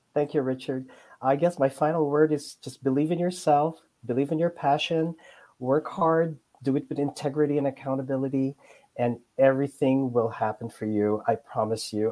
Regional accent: Philippines; now in United States; I came from the Philippines. I'm an immigrant

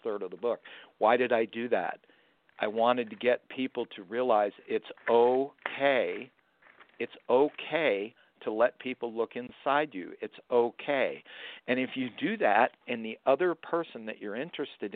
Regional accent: Florida, United States; I'm from Florida.

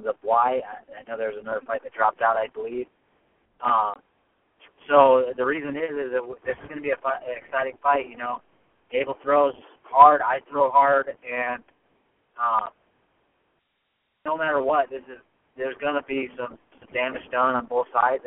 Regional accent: Davenport, Iowa, United States; now in Denver, United States; I'm from Davenport, Iowa

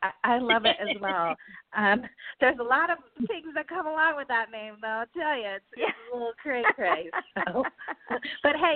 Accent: Colorado, United States; now in California, United States; I'm from Colorado, and then my husband's from the East Coast

